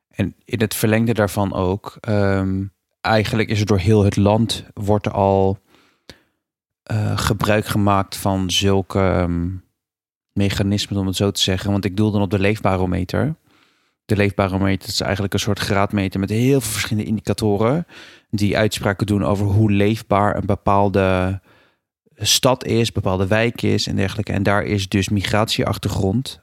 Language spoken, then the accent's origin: Dutch; Rotterdam, South Holland, Netherlands; Ik woon in Rotterdam